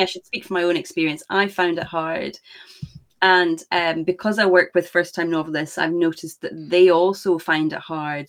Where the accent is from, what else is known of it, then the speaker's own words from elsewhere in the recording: Scotland, United Kingdom; I am Scottish, as you can maybe tell. So I'm on the other side of the pond